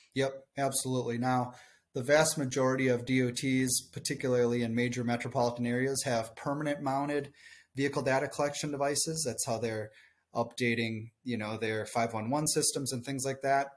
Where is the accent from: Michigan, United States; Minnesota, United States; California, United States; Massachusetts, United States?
Minnesota, United States; southern; accent: thick Minnesotan; I'm just a farm kid from southern Minnesota